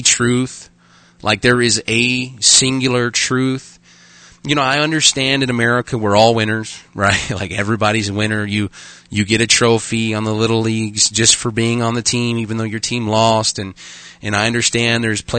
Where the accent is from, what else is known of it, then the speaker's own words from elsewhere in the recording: Arkansas, United States; now in Dickinson, United States; I'm from Arkansas, but I did go to public school.